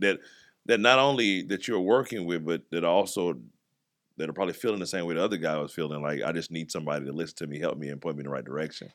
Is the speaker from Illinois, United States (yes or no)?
yes; East St. Louis, Illinois, United States; also born or lived in Kansas City; now in Jacksonville, United States; I grew up in East St. Louis and, mm-hmm. and Kansas City